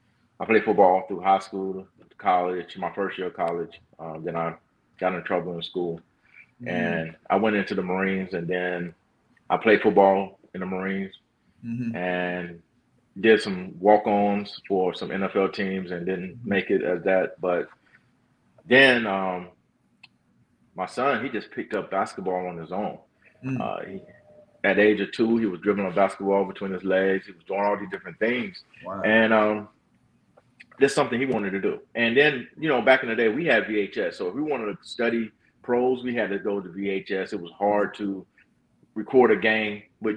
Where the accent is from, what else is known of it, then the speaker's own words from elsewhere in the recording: Fayetteville, North Carolina, United States; now in Texas, United States; Fayetteville, North Carolina. I'm from